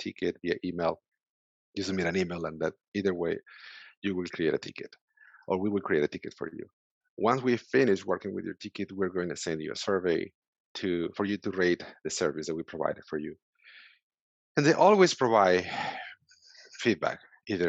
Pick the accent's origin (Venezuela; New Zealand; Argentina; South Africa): Venezuela; English is a second language; moved away as an adult; now in United States; So I came 6 years ago from Venezuela. I'm from Venezuela originally.